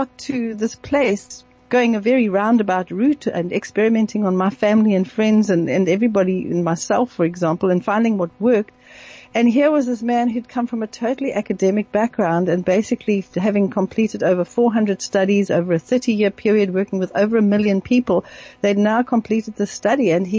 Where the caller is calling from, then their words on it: South Africa; I'm phoning from South Africa.